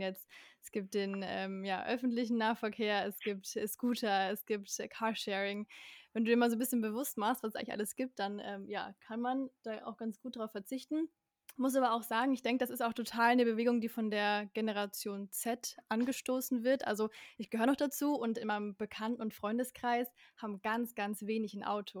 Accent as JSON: {"language": "German", "region": "Bavaria", "country": "Germany", "said": "bei uns in Bayern"}